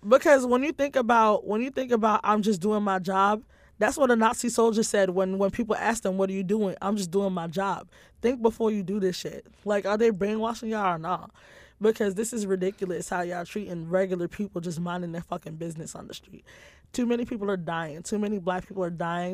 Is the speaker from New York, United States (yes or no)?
yes; New York City, New York, United States; NYPD being my hometown